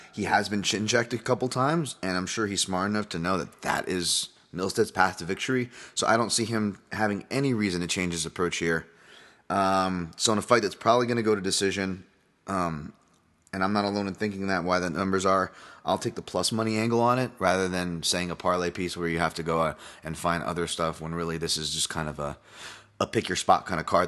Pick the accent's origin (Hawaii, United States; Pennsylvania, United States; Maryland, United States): Hawaii, United States; I am Hawaiian